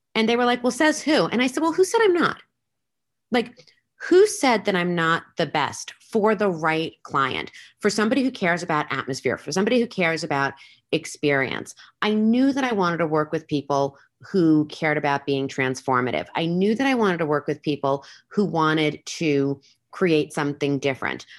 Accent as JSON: {"language": "English", "area": "Long Island", "region": "New York", "country": "United States", "tie": "born or raised there", "moved": "yes", "lives_now": "Las Vegas, United States", "said": "I was originally born and raised on Long Island in New York"}